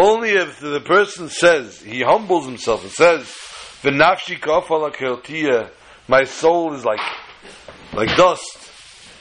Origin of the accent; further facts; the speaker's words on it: United States; I was born in America